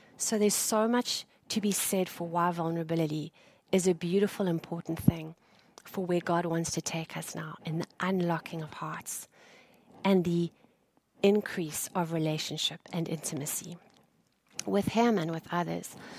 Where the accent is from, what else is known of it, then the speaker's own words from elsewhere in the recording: South Africa; moved away as an adult; I am South African uh, by birth, and I left my home country two years ago